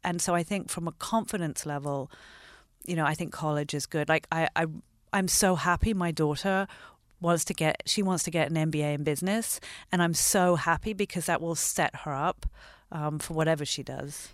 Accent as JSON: {"language": "English", "region": "London", "country": "United Kingdom", "tie": "born or raised there", "also_born_or_lived": "Los Angeles, United States", "said": "I grew up half in London and half here. So I actually lived in L A between seventy-six and eighty-three."}